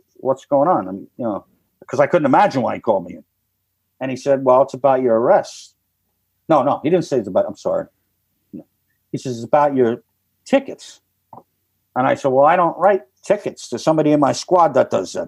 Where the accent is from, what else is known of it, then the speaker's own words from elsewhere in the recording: New York, United States; moved away; I'm from New York